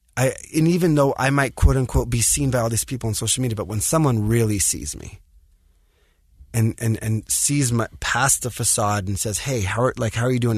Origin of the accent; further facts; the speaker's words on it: Los Angeles, California, United States; I grew up in the States, in L